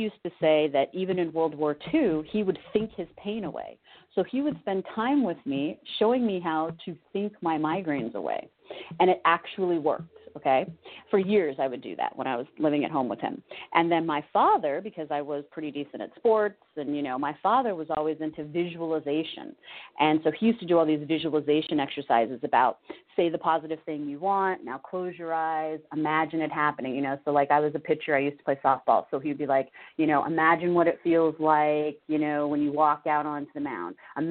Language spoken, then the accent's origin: English; California, United States; moved away as an adult; also born or lived in Connecticut; I'm from California